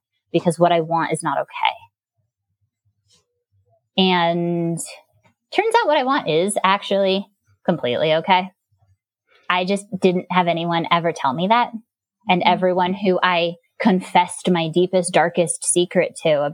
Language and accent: English; Gainesville, Florida, United States; moved away; I grew up in Gainesville, Florida.